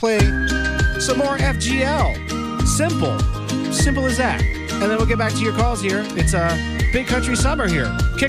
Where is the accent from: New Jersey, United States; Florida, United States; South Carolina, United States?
Florida, United States; I said I'm from Florida.